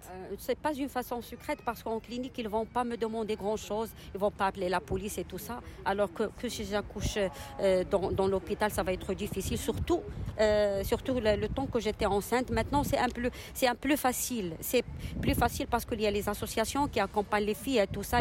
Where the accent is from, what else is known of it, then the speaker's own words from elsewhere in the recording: Casablanca, Casablanca-Settat, Morocco; Je suis marocaine. Euh, d'origine de, de Je suis née à Casa.